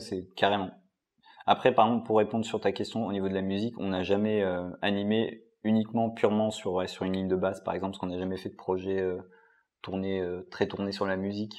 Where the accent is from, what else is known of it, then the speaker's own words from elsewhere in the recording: Lyon, Auvergne-Rhône-Alpes, France; on est quand même à Lyon. Enfin, on est de Lyon, la ville un peu de guignol